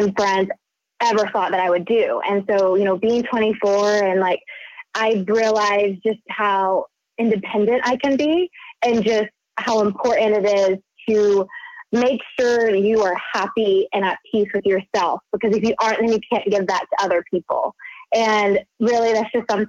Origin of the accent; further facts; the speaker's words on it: the South, United States; moved away as an adult; now in Los Angeles, United States; growing up in the South, like my parents got married young